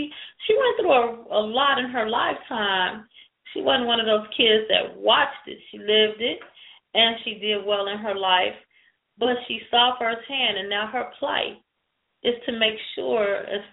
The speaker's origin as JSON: {"language": "English", "region": "south suburbs of Illinois", "country": "United States", "tie": "born or raised there", "said": "When I was a kid, growing up in South Suburbia in Illinois"}